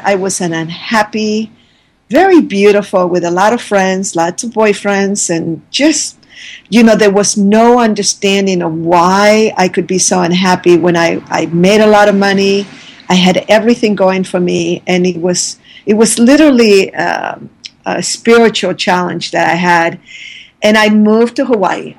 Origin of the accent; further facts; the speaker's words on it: Santiago, Santiago Metropolitan Region, Chile; moved away; I was born in Santiago, Chile